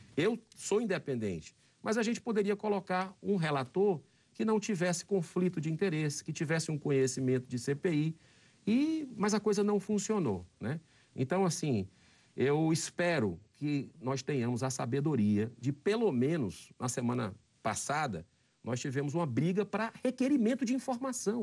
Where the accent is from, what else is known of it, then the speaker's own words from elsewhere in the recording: Fortaleza, Ceará, Brazil; No estado do Ceará, na minha capital, Fortaleza, onde eu nasci